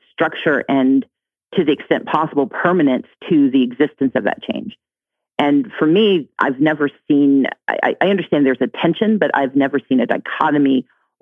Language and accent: English; Deep South, United States; I grew up in the Deep South